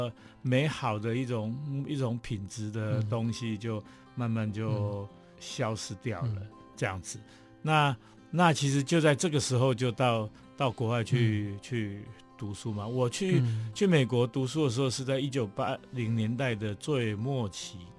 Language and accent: Chinese; Taipei, Taiwan; 我是台北长大。